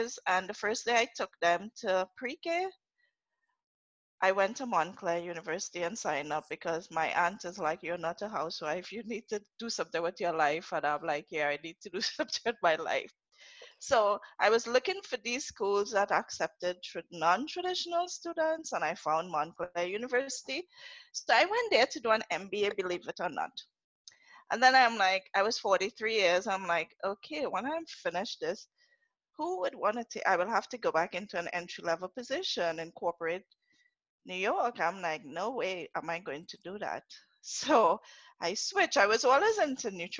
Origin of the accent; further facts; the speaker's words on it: Trinidad & Tobago; accent: Trini; first language English; moved away as an adult; also born or lived in Atlanta, United States / Jersey City, United States; now in United States; I'm from Trinidad. I'm a Trinidadian, a Trini to the bone.